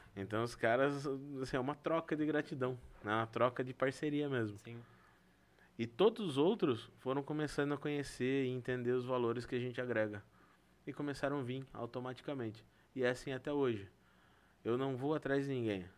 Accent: Brazil; nós somos brasileiros

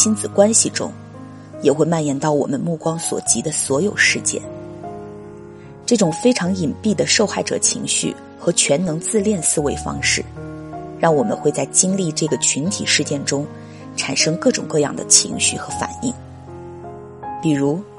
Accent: Wuhan, Hubei, China; 就疫情这个事件来说，我是武汉人，作为在疫区中心的人来说，我就是当事人。

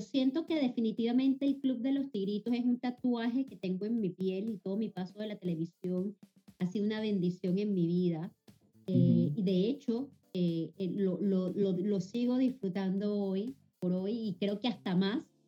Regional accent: Venezuela; moved away as an adult; now in Panama; Venezuela es Venezuela y, siempre obviamente es mi país, es mi tierra, eh, es mi ADN

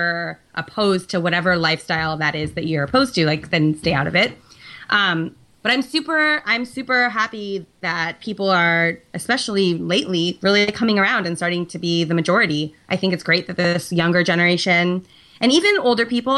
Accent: San Francisco, California, United States; also born or lived in New York; I grew up in San Francisco.

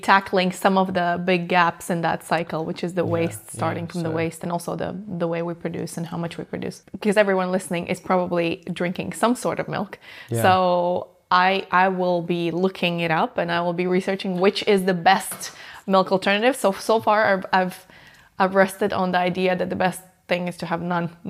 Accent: Latvia; because I lived in, obviously, I'm from Latvia.

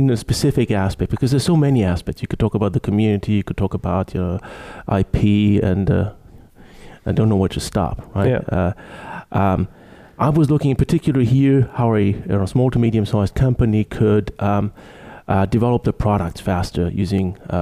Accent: Munich, Bavaria, Germany; now in Ottawa, Canada; I'm from Germany, from Munich precisely originally, currently living in Ottawa, Canada

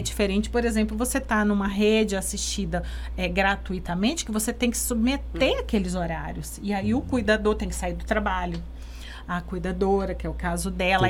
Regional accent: Brazil; nós três somos de Ribeirão

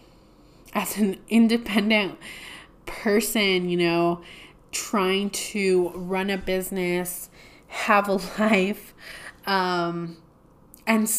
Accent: Deming, New Mexico, United States; I opened my first store, which was Momo's Boutique in Demi, New Mexico, which is my hometown

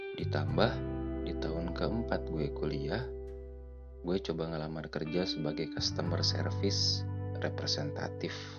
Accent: Bandung, West Java, Indonesia; Gue lahir di Bandung Besar di Bandung, sampai lulus kuliah, gue di Bandung

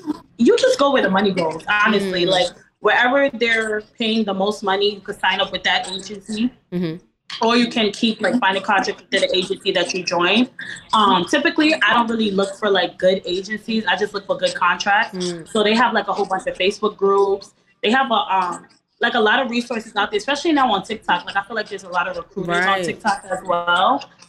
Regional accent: Florida, United States; I'm from Florida.

